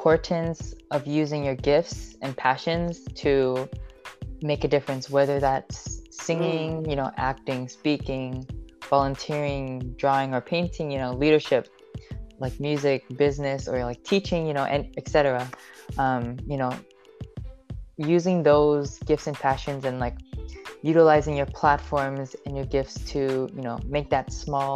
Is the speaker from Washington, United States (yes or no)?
yes; Seattle, Washington, United States; I've grown up in Seattle, Washington, but my family, I'm Filipino and my family comes from the Philippines, but I was born in Seattle, Washington